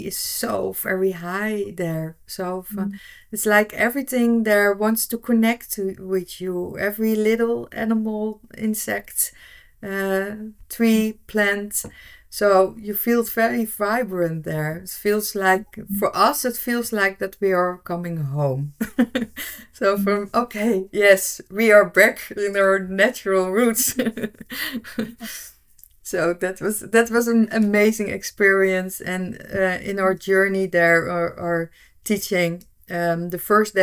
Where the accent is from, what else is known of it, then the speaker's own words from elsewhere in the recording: Netherlands; I'm from the Netherlands.